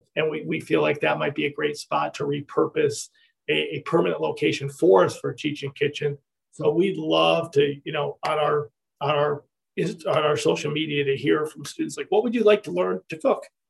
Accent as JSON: {"language": "English", "town": "Ithaca", "region": "New York", "country": "United States", "tie": "born or raised there", "moved": "yes", "said": "I grew up in Ithaca, New York"}